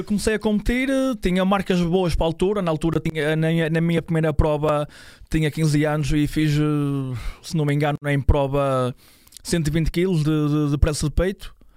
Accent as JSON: {"language": "Portuguese", "town": "São João da Madeira", "region": "Aveiro District", "country": "Portugal", "said": "Eu sou de, de São João da Madeira"}